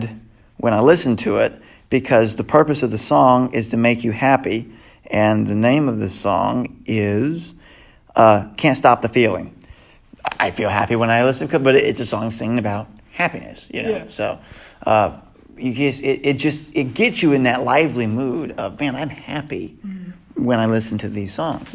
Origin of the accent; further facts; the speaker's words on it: the South, United States; we're from the South, so we have fiddle players